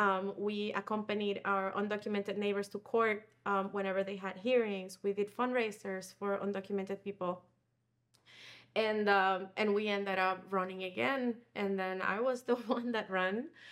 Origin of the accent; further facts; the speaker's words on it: Puerto Rico; moved away as an adult; now in Chicago, United States; I'm originally from Puerto Rico